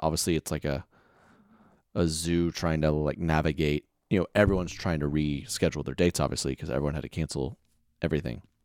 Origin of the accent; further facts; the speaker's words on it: Oklahoma City, Oklahoma, United States; moved away; my hometown show in Oklahoma City was supposed to be this weekend